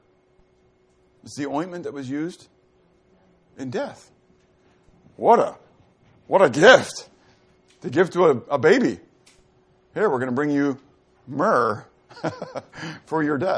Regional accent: United States; as American believers

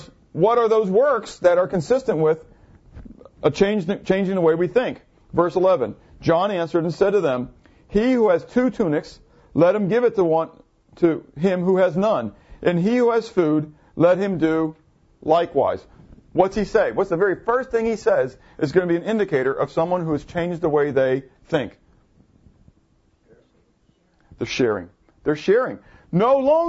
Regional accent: United States; also born or lived in Schwenksville, Pennsylvania; as Americans

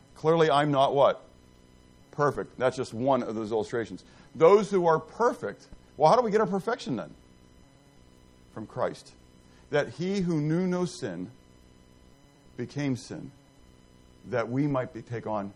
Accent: Pittsburgh, Pennsylvania, United States; I grew up in the Italian section of town. Pittsburgh is very ethnic, okay? And I grew up in the Italian section of town.

